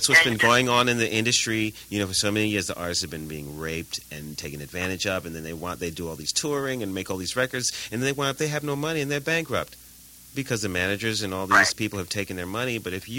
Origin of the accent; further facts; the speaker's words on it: New York, United States; My thing, but I'm from New York, and I'm a proud New Yorker, and I never give that up.